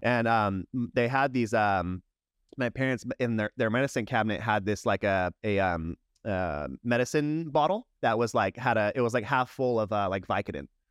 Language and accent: English; San Diego, California, United States; also born or lived in Long Beach, California / Yuma, Arizona; when I was five, my family moved to San Diego